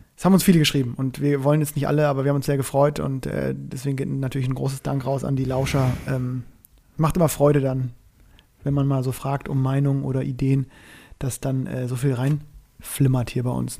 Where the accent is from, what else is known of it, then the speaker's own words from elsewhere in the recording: Northern Germany, Germany; now in Cologne, Germany; als ich als Norddeutscher